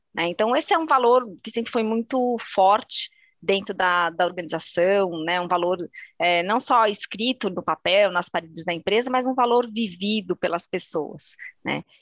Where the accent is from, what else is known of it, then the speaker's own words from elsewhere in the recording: São Paulo, Brazil; Sou paulistana